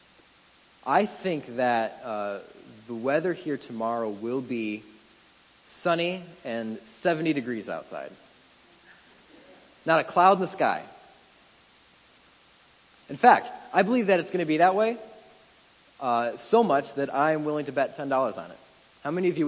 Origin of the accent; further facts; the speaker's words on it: Wisconsin, United States; moved away as an adult; Wisconsin, my home state